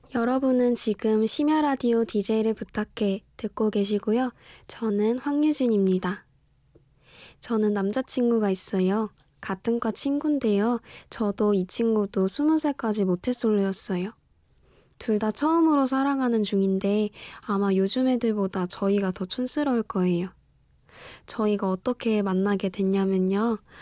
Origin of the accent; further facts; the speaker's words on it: Daejeon, South Korea; moved away; 지극히 평범한 대전에서 올라왔고요